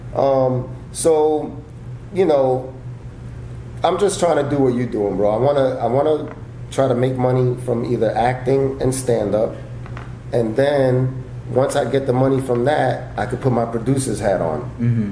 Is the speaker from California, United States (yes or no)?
no; New York, United States; moved away as an adult; now in Los Angeles, United States; I grew up in New York, started stand up in New York